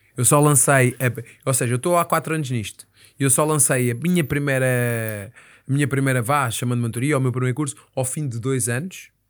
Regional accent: Moita, Setúbal, Portugal; eu sou da Moita e na Moita temos um sítio

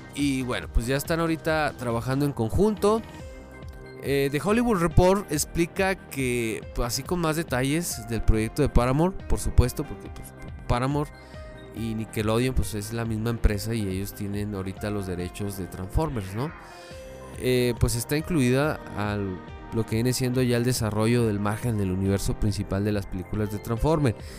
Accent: Chihuahua, Mexico; yo soy de Chihuahua capital, ¿verdad? Pero no soy de Ciudad Juárez.

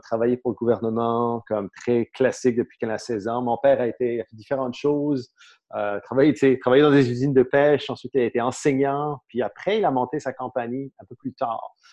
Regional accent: St. Pierre & Miquelon; moved away as an adult; je suis né à Saint-Pierre-et-Miquelon.

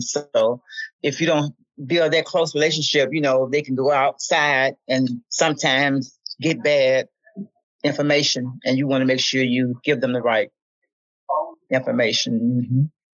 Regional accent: Memphis, Tennessee, United States; as a kid uh, growing up in Memphis

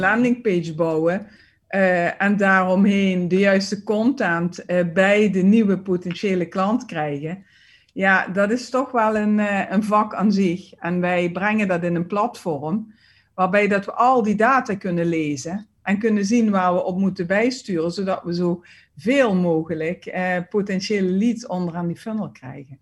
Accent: Limburg, Netherlands; accent: Limburgish; ik merk het naar het, ja, naar het westen, westen toe eigenlijk uh, met mijn accent niet. Mensen zeggen wel van, oh, kom je uit Limburg

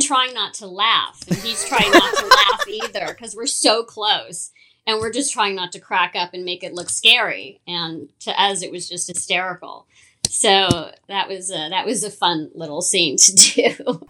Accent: Los Angeles, California, United States; growing up in Hollywood

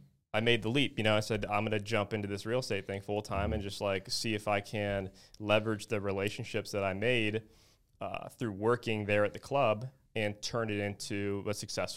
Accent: Naples, Florida, United States; Obviously, I'm from Naples, Florida, and I was kind of raised in the real estate world here.

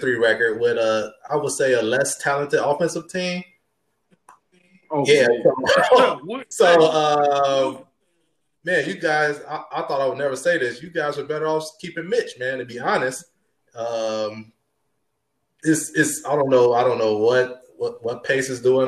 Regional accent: Chicago, Illinois, United States; we're all from Chicago.

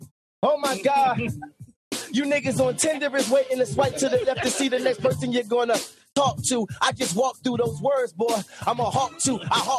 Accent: Baltimore, Maryland, United States; I ain't from Atlanta, but I'm country, though. I'm from Baltimore.

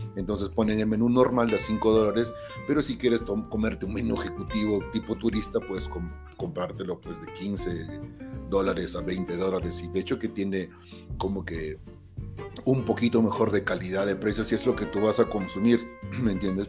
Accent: Peru; yo que soy peruano

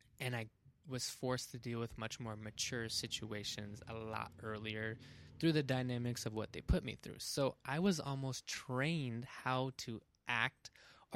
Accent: South Pasadena, California, United States; growing up in South Pasadena

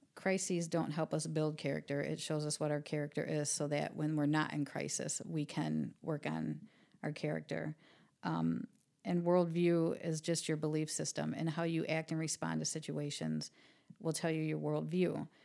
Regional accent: Toledo, Ohio, United States; also born or lived in Jackson; I grew up in East Toledo

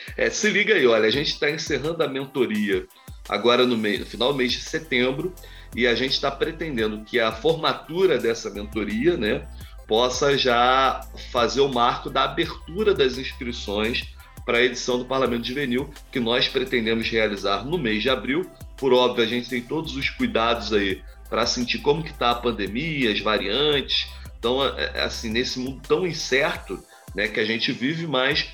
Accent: Nova Friburgo, Rio de Janeiro, Brazil; Eu sou do interior do estado, né? sou de Nova Friburgo, região serrana.

